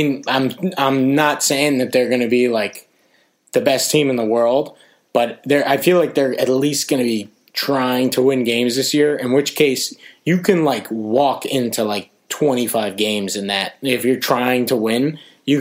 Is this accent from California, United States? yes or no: no; New York, United States; me being a New Yorker